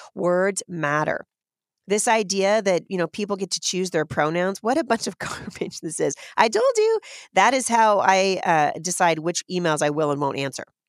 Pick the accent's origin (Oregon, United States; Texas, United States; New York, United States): Oregon, United States; Portland; moved away as an adult; now in Washington State, United States; I've lived in Washington State now for a very long time, but I grew up in Portland.